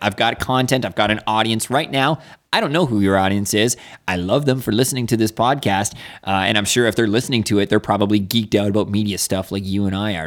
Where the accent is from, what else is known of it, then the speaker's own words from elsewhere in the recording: Niagara Falls, Ontario, Canada; moved away; I grew up in Niagara Falls